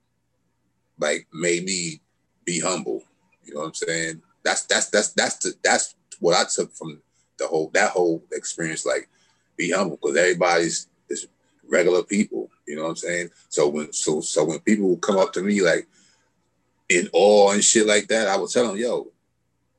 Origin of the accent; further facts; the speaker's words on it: Hempstead, New York, United States; I'm from Long Island